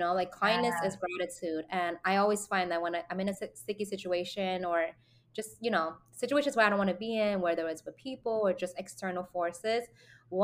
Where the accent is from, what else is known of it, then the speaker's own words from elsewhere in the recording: New York City, New York, United States; being a New Yorker